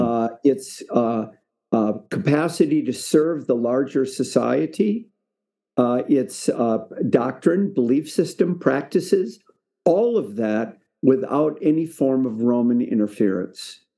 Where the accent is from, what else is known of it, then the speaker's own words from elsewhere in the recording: Spokane, Washington, United States; I really had a good experience growing up in Spokane